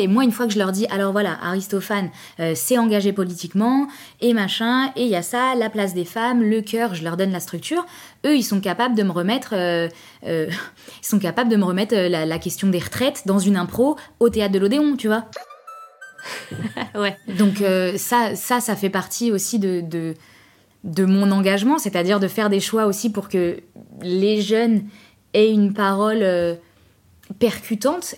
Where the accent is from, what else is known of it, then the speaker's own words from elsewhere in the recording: Trappes, Île-de-France, France; j'habite à Trappes, je viens de Trappes